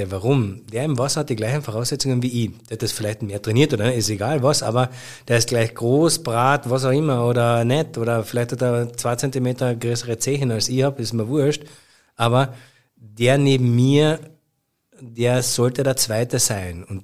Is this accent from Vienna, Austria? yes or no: no; Carinthia, Austria; aber zu einer riesengroßen Karriere hätte es für mich als Kärntner Bur gereicht wahrscheinlich vielleicht nicht